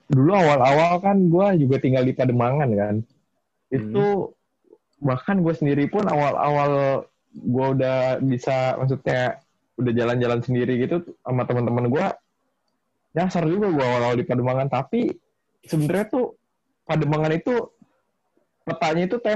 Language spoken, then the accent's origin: Indonesian; Jakarta, Indonesia; gue sih udah tinggal di Jakarta Utara seumur hidup gue lah ya 20 tahun hmm. lebih.